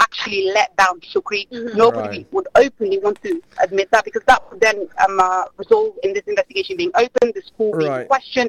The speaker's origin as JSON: {"language": "English", "town": "Birmingham", "region": "West Midlands", "country": "United Kingdom", "said": "No. We're primarily from Birmingham."}